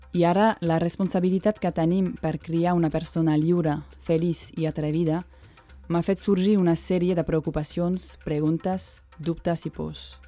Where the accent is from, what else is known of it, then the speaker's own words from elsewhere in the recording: France; moved away; Tinc 34 anys, sóc francesa, mare, blanca i feminista